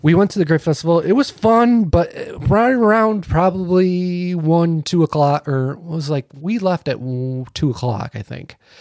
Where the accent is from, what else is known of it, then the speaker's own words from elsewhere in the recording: Naples, New York, United States; I grew up in Naples all my life